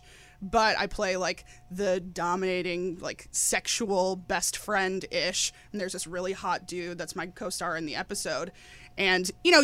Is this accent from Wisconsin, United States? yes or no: yes; Wisconsin, United States; also born or lived in New York City; now in Los Angeles, United States; I'm originally from Wisconsin